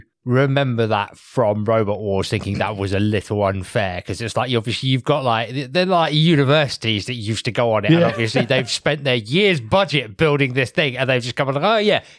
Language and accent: English; United Kingdom; I know we're British here